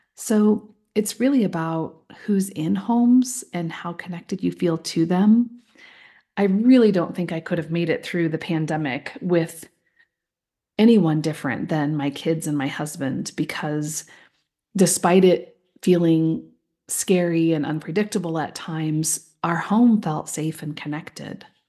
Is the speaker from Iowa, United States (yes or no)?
yes; just outside of Des Moines, Iowa, United States; moved away; I grew up in this little home in, um, just outside of Des Moines